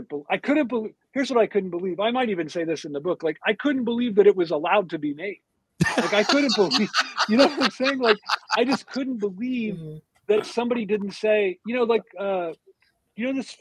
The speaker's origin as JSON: {"language": "English", "region": "Ohio", "country": "United States", "said": "I'm from Ohio"}